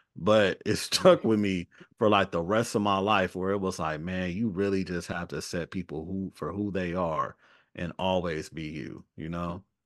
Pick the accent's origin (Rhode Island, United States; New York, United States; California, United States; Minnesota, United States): California, United States; Los Angeles; also born or lived in Atlanta; I'm from Los Angeles